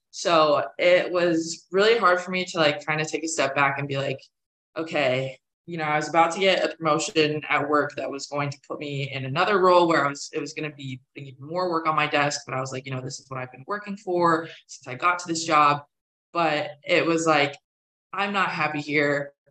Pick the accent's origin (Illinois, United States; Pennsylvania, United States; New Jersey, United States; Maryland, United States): Pennsylvania, United States; now in Raleigh, United States; you know, I came down to Raleigh from Pennsylvania. I didn't know anyone here when I first started at NC State.